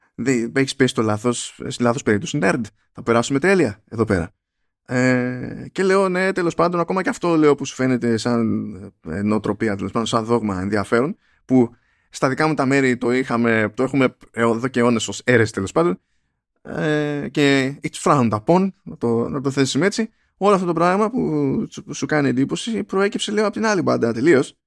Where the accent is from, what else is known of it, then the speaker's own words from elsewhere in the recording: Greece; στα πιο ανατολικά. Πιο, στα μέρη μας